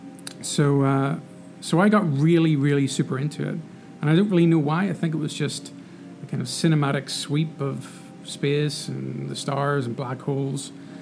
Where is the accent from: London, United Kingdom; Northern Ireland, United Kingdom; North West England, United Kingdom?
Northern Ireland, United Kingdom; moved away as an adult; So I'm from there. And lived there for the first 18 years of my life.